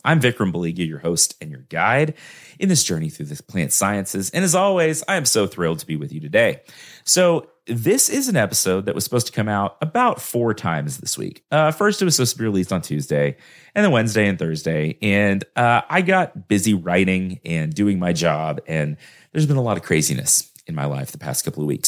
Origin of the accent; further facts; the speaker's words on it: Texas, United States; I'm a Texan, y'all, so I barely speak English